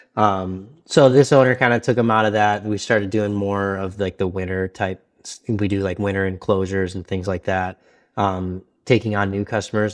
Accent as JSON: {"language": "English", "town": "Detroit", "region": "Michigan", "country": "United States", "also_born_or_lived": "Texas", "moved": "as an adult", "lives_now": "Pittsburgh, United States", "said": "I'm from Detroit"}